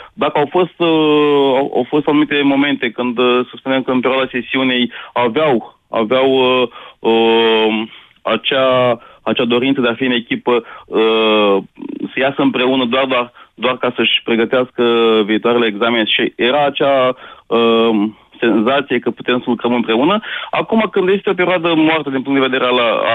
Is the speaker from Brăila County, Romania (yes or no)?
yes; Brăila, Brăila County, Romania; Vin din Brăila